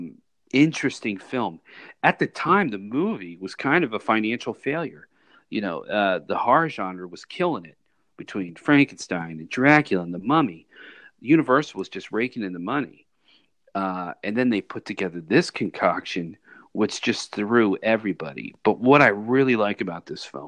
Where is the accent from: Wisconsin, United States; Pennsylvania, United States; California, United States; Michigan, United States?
Pennsylvania, United States; Philadelphia; where we grew up in Philadelphia.